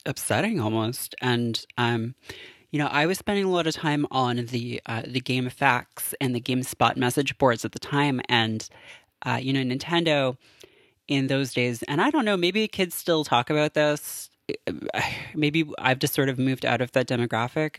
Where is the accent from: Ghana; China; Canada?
Canada; I have, like, a latent knowledge of French, being Canadian